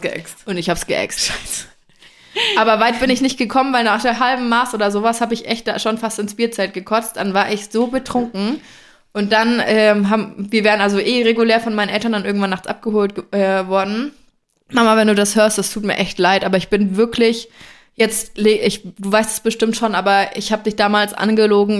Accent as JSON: {"language": "German", "region": "Franconia", "country": "Germany", "said": "bei uns in Franken"}